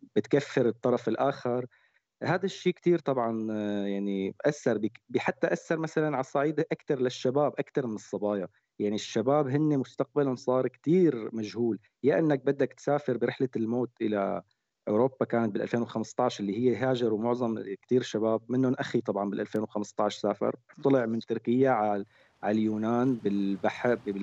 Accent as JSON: {"language": "Arabic", "country": "Syria", "said": "عندنا بسوريا"}